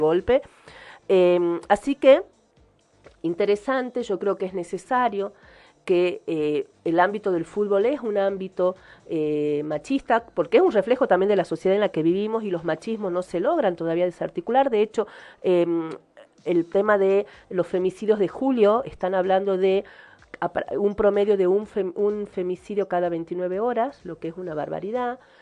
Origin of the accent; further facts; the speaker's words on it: Argentina; yo soy argentina